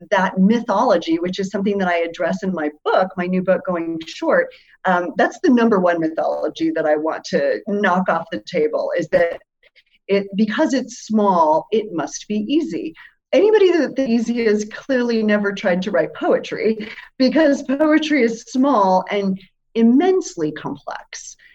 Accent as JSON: {"language": "English", "country": "Germany", "tie": "born or raised there", "also_born_or_lived": "Spain", "said": "I grew up as a military kid. My dad was in the military. I lived overseas. I grew up in Germany and Spain."}